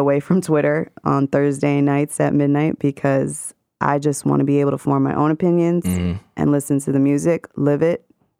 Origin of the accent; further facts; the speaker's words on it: New York City, New York, United States; moved away as an adult; I'm now going to be a West Coast transplant by the end of the month, you know, born and raised in Queens all 29 years of my life. So now I'm making the jump.